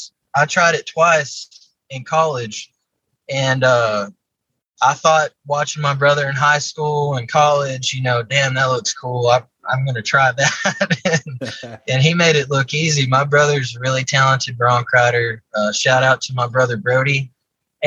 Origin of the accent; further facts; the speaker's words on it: Odessa, Texas, United States; I grew up in Odessa, Texas, out in West Texas, kind of close to El Paso